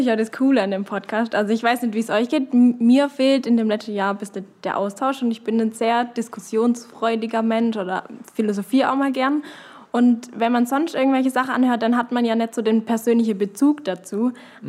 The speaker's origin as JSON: {"language": "German", "town": "Knittlingen", "region": "Baden-Württemberg", "country": "Germany", "said": "ich komme aus Kittinger"}